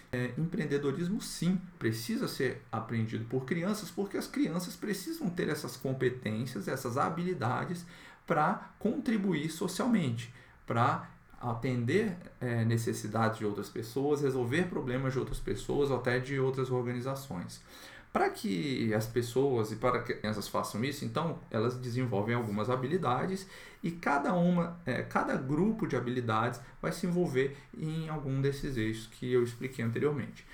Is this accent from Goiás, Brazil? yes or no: no; Brasília, Federal District, Brazil; aqui na minha cidade, eu sou de Brasília